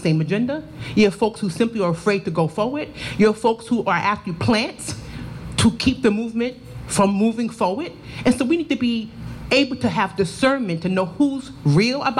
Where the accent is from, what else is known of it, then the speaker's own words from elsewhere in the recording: New York City, New York, United States; now in Charlotte, United States; I was raised in Harlem, USA